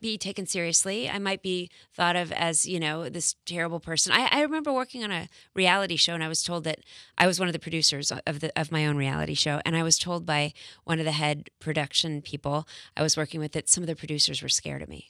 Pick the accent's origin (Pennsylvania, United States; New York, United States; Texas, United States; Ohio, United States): Texas, United States; I went to an all-girls school for eleven years growing up in Texas